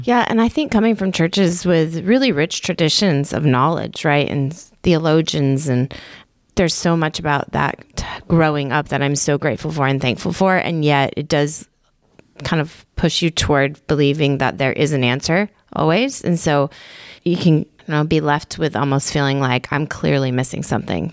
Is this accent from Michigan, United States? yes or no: yes; Michigan, United States; moved away as an adult; also born or lived in Haiti; now in Augusta, United States; I grew up in Michigan, but also in a pretty conservative church